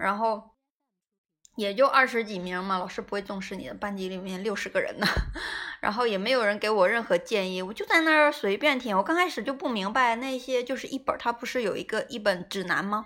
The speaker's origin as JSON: {"language": "Chinese", "region": "Jilin", "country": "China", "tie": "born or raised there", "also_born_or_lived": "southern China (family origin)", "moved": "as an adult", "said": "实际上是南方人，但是因为从小在北方长大，然后我爸妈觉得我应该适应不了，突然跑到南方。"}